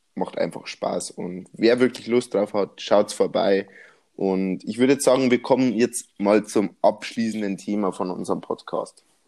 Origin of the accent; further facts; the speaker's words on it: Bavaria, Germany; accent: Bavarian; ich komme aus Bayern